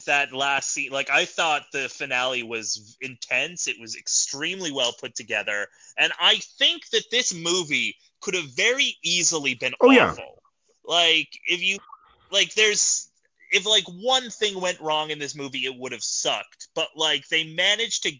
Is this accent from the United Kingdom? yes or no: no; Canada; As a Canadian